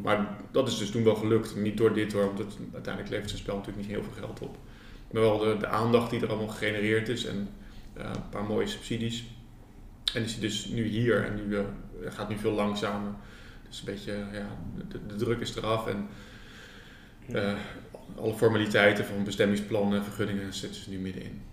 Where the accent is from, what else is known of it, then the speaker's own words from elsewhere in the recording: Rotterdam, South Holland, Netherlands; also born or lived in Ede; now in Nijmegen, Netherlands; Ik kom eigenlijk uit Rotterdam en ik heb een tijd in Ede gewoond